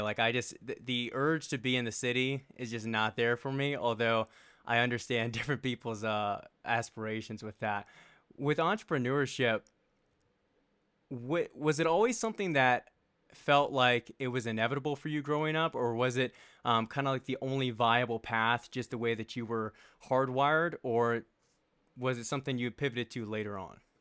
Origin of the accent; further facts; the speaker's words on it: Richmond, Virginia, United States; now in Colorado, United States; So, I grew up in Richmond, Virginia, and I grew up a little bit out of, uh, the main city of Richmond